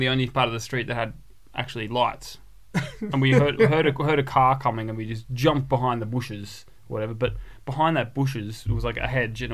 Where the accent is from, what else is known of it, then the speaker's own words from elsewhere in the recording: Australia; we're Australian